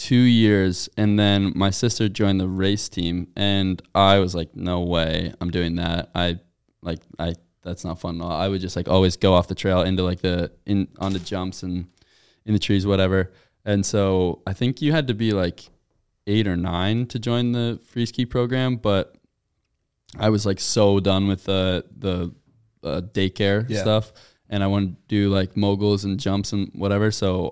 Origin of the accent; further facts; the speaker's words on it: Durham, New Hampshire, United States; And I was like, oh yeah, I'm from Durham.